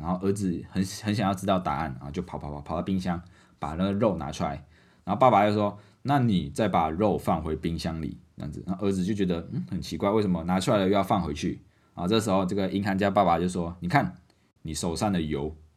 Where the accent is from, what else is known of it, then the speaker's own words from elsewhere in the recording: Malaysia; now in Taiwan; 我是外国人嘛。那还好马来西亚的，哎，我可以领，哦，领得到马来西亚的补助